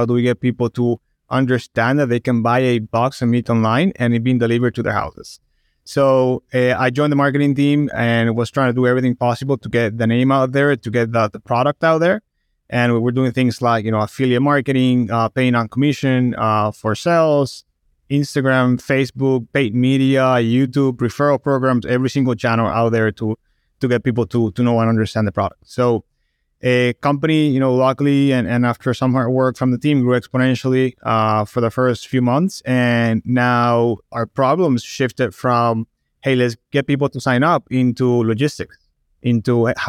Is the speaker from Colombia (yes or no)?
yes; Barranquilla, Atlántico, Colombia; English is a second language; moved away as an adult; Born and raised in Colombia, South America, in the Barranquilla, which is the north coast of the country. And when I was in my early 20s, I went to Boston for school.